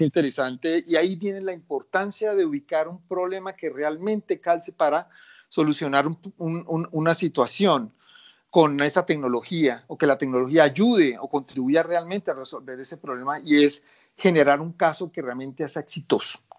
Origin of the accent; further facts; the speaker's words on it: Colombia; soy colombiano